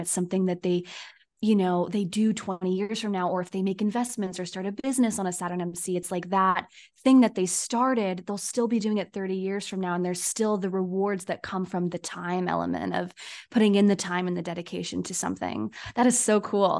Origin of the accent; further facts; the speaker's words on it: Poway, California, United States; my town where I was born in the San Diego area